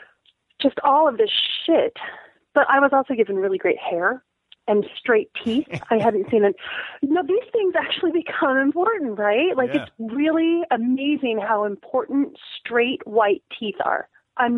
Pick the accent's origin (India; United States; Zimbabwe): United States; Barstow, California; also born or lived in Roswell, New Mexico; I was born in Roswell, New Mexico. We moved immediately to Barstow, California.